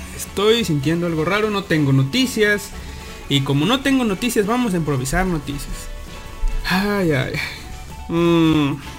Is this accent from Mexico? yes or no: yes; Mexico; somos de México